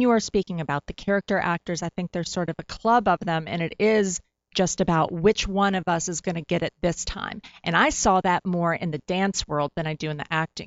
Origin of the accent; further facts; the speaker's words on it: Tennessee, United States; growing up in Tennessee